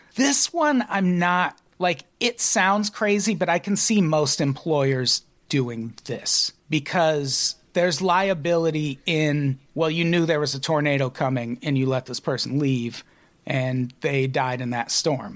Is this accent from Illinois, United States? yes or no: yes; Illinois, United States; born and raised in Illinois